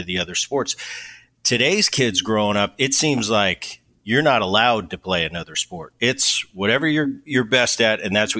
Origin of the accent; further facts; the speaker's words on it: New Jersey, United States; I grew up in Jersey as a young kid.